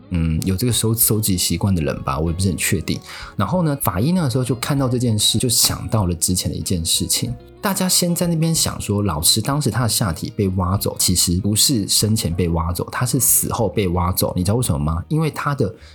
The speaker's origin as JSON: {"language": "Chinese", "country": "Taiwan", "said": "我们台湾人"}